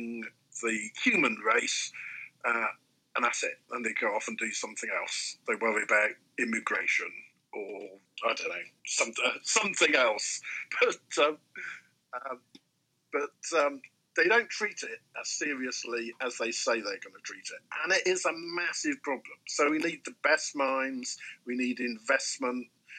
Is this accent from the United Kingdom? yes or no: yes; near Bristol, South West England, United Kingdom; I grew up near Bristol, used to go bird watching on the estuary of the Severn